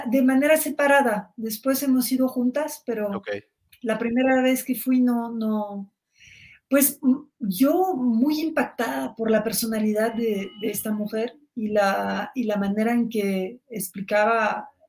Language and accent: Spanish; Mexico; Y yo en ese momento nada más tenía prejuicios como muchos mexicanos